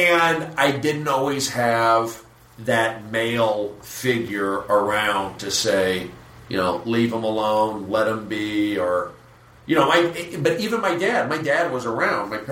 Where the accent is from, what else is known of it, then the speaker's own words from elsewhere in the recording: Los Angeles, California, United States; I was raised in the Valley